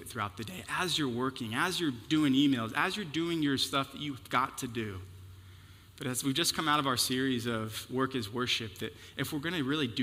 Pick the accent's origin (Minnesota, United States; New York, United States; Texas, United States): Texas, United States; Houston; moved away; I'm from Houston